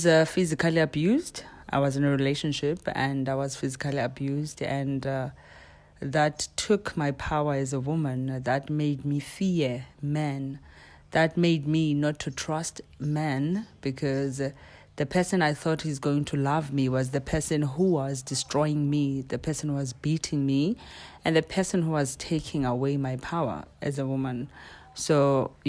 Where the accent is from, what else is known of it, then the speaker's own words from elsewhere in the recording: King William's Town, Eastern Cape, South Africa; I was born in King Williamstown by my mom and dad.